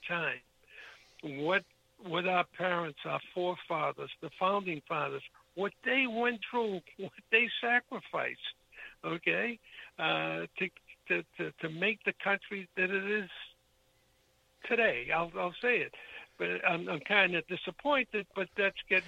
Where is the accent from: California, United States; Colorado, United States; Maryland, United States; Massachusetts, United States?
Massachusetts, United States; Boston; moved away as an adult; now in Florida, United States; Boston is my hometown